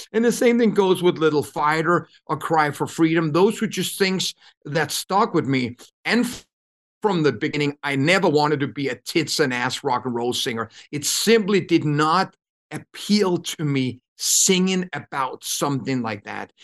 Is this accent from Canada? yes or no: no; Copenhagen, Capital Region of Denmark, Denmark; moved away as an adult; I come from Copenhagen, grew up in I don't even know if you can call it an apartment.